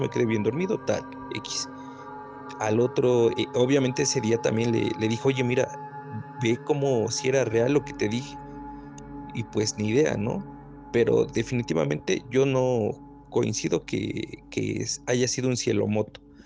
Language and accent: Spanish; Puebla, Mexico; soy de Puebla Capital